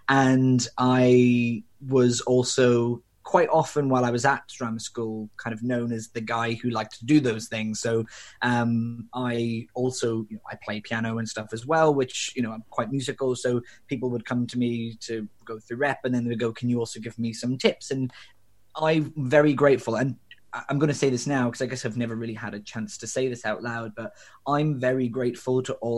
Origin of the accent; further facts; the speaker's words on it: Belfast, Northern Ireland, United Kingdom; I grew up in Northern Ireland. I'm originally from Belfast, although my accent has long since diluted.